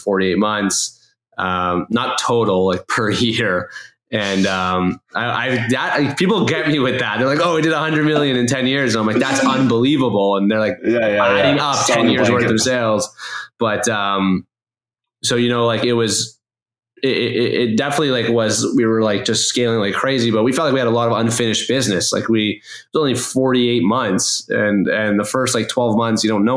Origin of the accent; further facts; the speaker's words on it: Toronto, Ontario, Canada; I'm born and raised in Toronto.